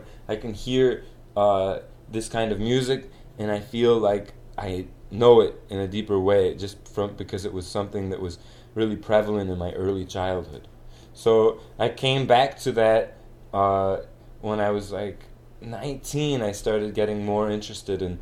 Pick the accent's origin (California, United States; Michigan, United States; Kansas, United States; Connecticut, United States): Michigan, United States; Kalamazoo; moved away as an adult; also born or lived in Geneva, New York / Norway; now in Chile; I was born in Geneva, New York, but I moved to Kalamazoo in 92. I was 2 years old. And I lived here until I was 17.